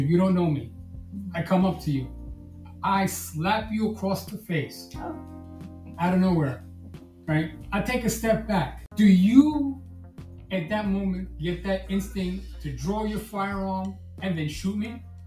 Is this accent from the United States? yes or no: yes; New York City, New York, United States; now in Florida, United States; born and raised in Brooklyn, New York